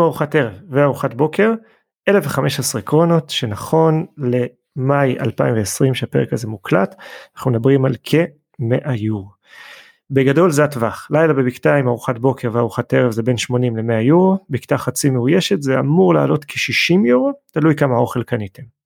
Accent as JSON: {"language": "Hebrew", "country": "Israel", "said": "אנחנו ישראלים"}